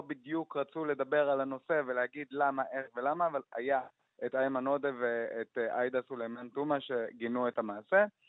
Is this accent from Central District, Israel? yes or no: no; Jaffa, Tel Aviv District, Israel; כשאני יצאתי מהארון ביפו, יצאתי בגיל 15